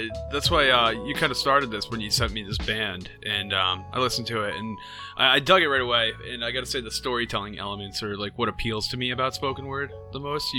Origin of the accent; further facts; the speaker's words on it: United States; I guess we're American.